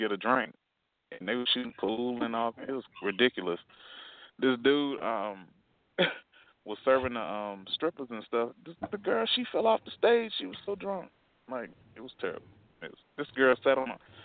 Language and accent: English; North Carolina, United States; I'm from North Carolina, too